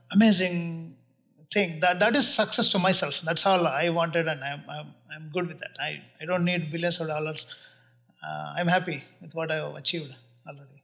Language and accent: English; Bangalore, Karnataka, India; moved away as an adult; also born or lived in Chicago; now in United States; born and brought up in Bangalore. I went to school there.